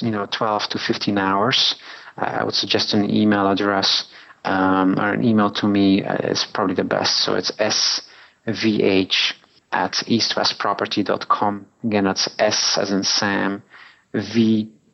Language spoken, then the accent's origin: English; Belgium; moved away as an adult; also born or lived in New York, United States; now in Hong Kong; Originally from Belgium.